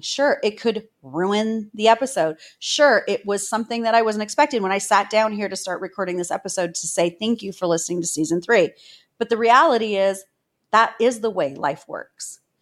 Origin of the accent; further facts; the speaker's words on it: Toronto, Ontario, Canada; I'm a girl from Cabbage Town, a single mom.